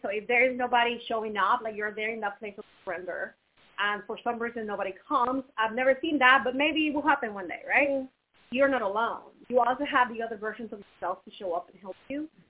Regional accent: Mexico; moved away as an adult; also born or lived in Finland / United States / Canada / Brazil; growing up in Mexico, it was beautiful because I got to experience my culture

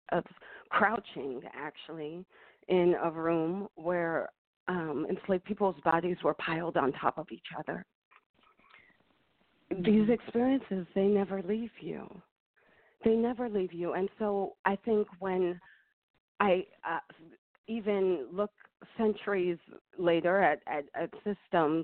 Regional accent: Philadelphia, Pennsylvania, United States; They met in Philadelphia, and that's where I was born. And so I grew up going back to Ghana every 4 years

